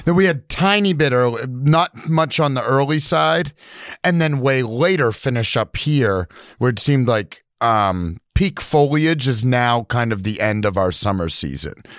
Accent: New Hampshire, United States; now in Milo, Maine, United States; I grew up in New Hampshire, I'd come up to Milo all the time, visit my grandparents

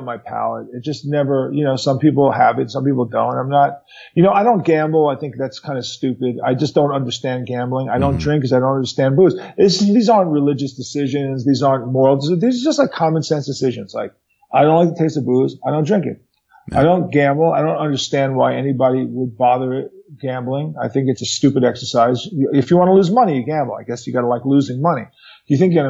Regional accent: New York City, New York, United States; I'm from Manhattan

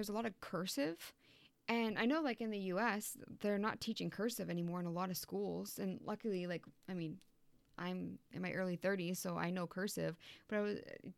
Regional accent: Newburyport, Massachusetts, United States; I was born in Newburyport

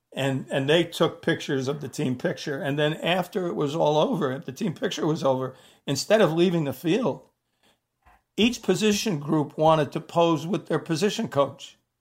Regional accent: New York City, New York, United States; I had three friends that I grew up with in the Bronx from the time I was in second grade.

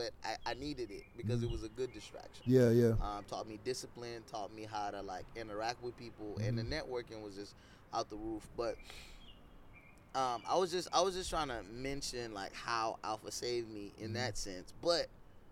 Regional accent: Nigeria; now in United States; I'm a Nigerian immigrant in an American college.

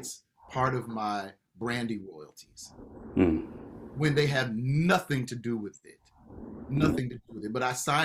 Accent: Los Angeles, California, United States; now in Atlanta, United States; on KJLH or, you know, y'all in my hometown

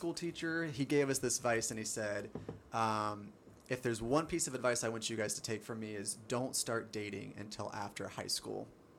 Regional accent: Columbus, Ohio, United States; So I grew up on the west side of Columbus.

